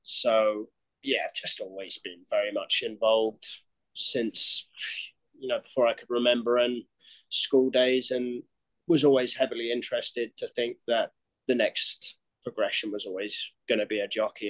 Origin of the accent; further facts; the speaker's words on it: Cambridgeshire, East of England, United Kingdom; moved away as an adult; now in United States; I'm born and raised in Cambridgeshire, Great Britain